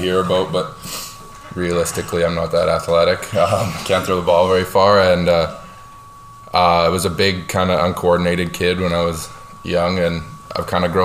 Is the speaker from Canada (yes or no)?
yes; Canada; I was from Kitsgatti